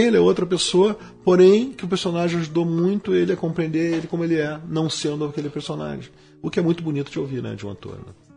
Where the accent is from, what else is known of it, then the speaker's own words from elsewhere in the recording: Porto Alegre, Rio Grande do Sul, Brazil; somos de Porto Alegre